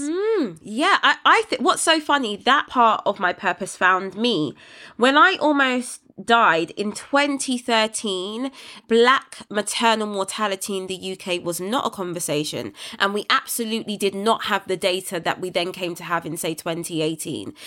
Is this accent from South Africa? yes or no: no; United Kingdom; my hometown